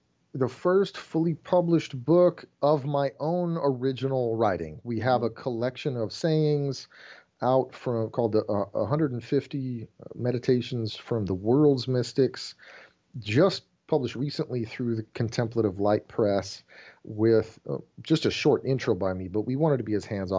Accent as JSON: {"language": "English", "country": "Germany", "tie": "born or raised there", "moved": "yes", "lives_now": "United States", "said": "I grew up in Germany in the missions field and had moved back to the States, and there's this reverse culture shock."}